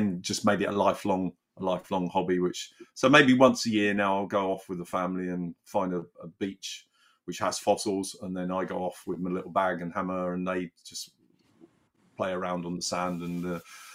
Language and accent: English; the Cotswolds, South West England, United Kingdom; I grew up in the Cotswolds